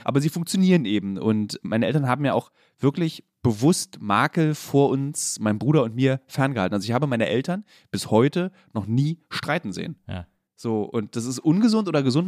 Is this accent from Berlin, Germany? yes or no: yes; Berlin, Germany; also born or lived in Friedrichshain, Berlin; ich bin in Lichtenberg groß geworden